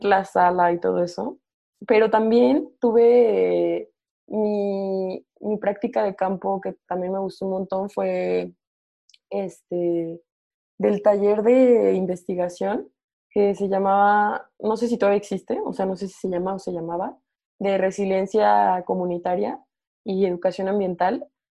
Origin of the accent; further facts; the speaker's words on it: Morelia, Michoacán, Mexico; moved away as an adult; also born or lived in Mexico City; yo soy de Morelia